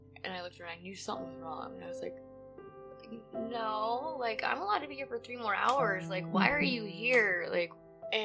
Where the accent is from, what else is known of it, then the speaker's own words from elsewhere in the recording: Tumwater, Washington, United States; I'm from Olympia, Washington